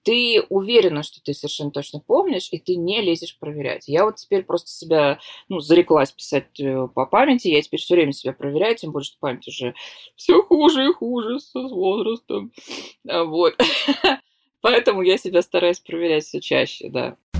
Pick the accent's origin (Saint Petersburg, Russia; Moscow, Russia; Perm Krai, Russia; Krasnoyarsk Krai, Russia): Saint Petersburg, Russia; из Санкт-Петербурга